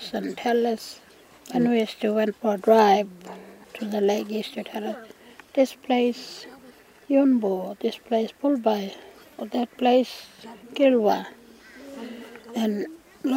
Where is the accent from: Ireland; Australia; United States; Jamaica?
Australia; Mulan, Western Australia; also born or lived in Sturt Creek Station / Billiluna; I come from Malan